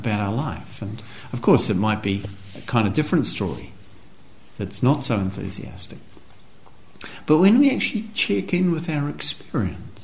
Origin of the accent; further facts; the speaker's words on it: New Zealand; as a young teenager growing up in New Zealand